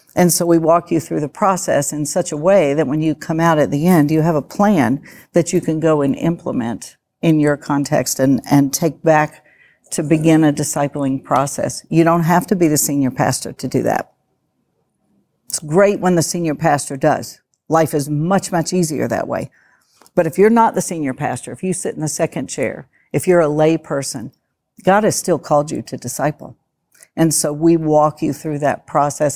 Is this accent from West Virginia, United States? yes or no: yes; West Virginia, United States; I'm from West Virginia, so I can say that. I talk slow